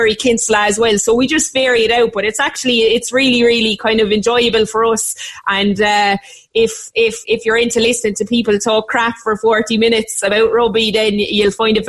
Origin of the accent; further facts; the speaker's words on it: Limerick, Munster, Ireland; moved away as an adult; now in Cork, Ireland; I'm from Limerick, so there's a mad mix of accents in the, and I've lived in Cork for 11 years